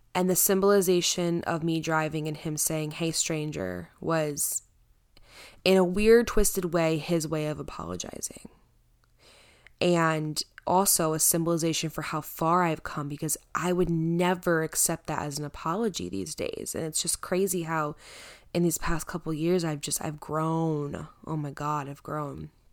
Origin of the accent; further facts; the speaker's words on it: Connecticut, United States; also born or lived in Pompton Lakes, New Jersey; I live in Connecticut. I grew up in Connecticut, but I moved to New Jersey for about six years.